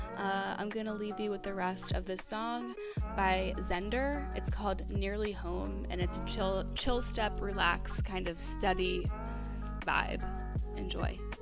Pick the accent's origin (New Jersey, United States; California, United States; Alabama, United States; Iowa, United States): New Jersey, United States; I'm from New Jersey